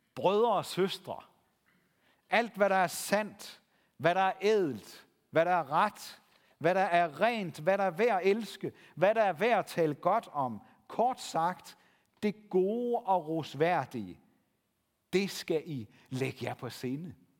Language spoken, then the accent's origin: Danish; Denmark; som danskere